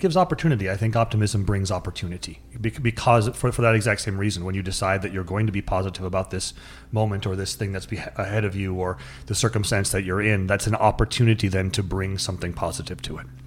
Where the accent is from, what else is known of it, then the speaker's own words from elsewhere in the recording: North Dakota, United States; I grew up in North Dakota in sort of a rural, kinda crusty, no emotions shown to each other, not hugging